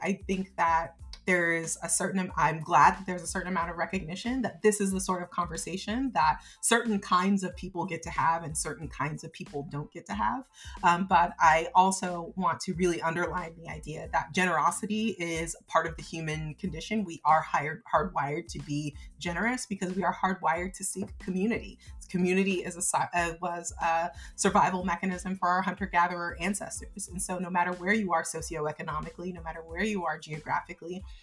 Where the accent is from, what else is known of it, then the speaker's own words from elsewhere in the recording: United States; I grew up in the United States